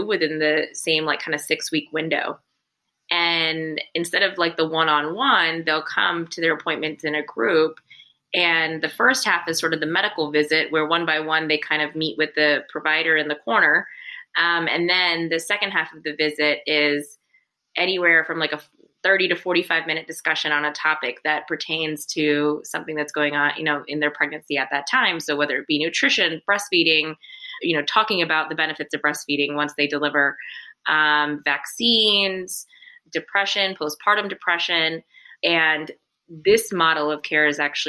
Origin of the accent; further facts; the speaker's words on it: South Carolina, United States; now in New York, United States; I'm actually from South Carolina, born and raised.